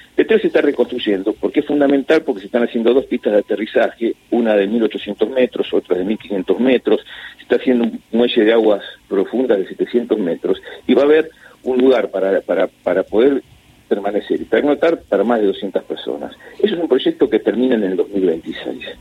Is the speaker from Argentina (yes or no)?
yes; Argentina